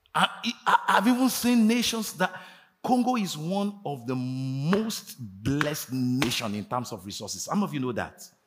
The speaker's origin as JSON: {"language": "English", "country": "Nigeria", "also_born_or_lived": "United States", "moved": "yes", "said": "I traveled there not as a Nigerian, as an American"}